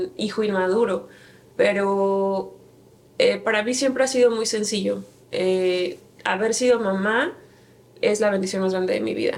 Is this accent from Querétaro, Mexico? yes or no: yes; Santiago de Querétaro, Querétaro, Mexico; moved away as an adult; also born or lived in Mexico City; now in Phoenix, United States; yo nací en la Ciudad de México, 24 de septiembre de 1986, pero eh, por situaciones laborales de mi papá nos fuimos a vivir a Querétaro, Santiago de Querétaro, Querétaro, la capital del estado de Querétaro, eh, cuando tenía seis años. Entonces, crecí en Querétaro